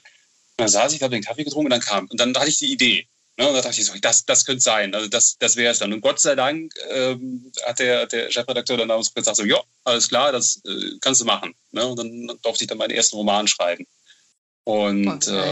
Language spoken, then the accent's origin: German; Bonn, North Rhine-Westphalia, Germany; ich bin, ich bin, ich bin Bonner